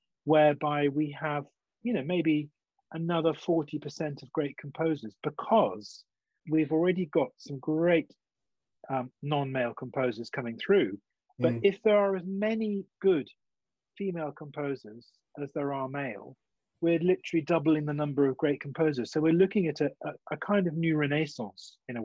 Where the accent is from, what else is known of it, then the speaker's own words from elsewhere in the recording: England, United Kingdom; also born or lived in Germany; being English